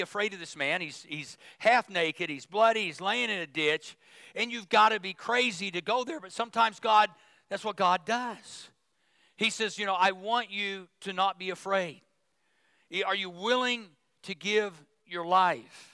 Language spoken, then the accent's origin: English; Midwest, United States; moved away; I grew up in the Midwest